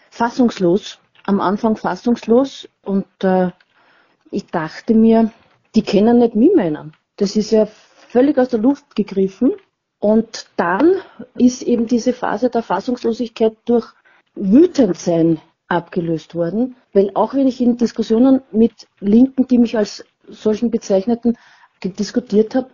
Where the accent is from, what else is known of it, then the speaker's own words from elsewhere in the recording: Vienna, Austria; bin aus Wien und 57 Jahre alt.